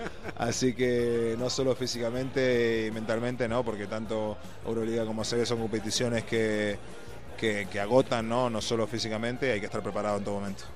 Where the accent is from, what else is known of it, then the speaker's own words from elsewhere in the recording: Uruguay; now in Spain; En Uruguay, como todo uruguayo, empecé jugando al fútbol.